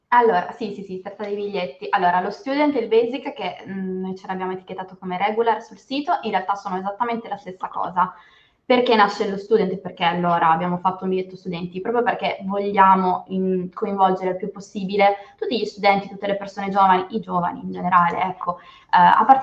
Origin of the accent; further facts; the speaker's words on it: Turin, Piedmont, Italy; Io Torino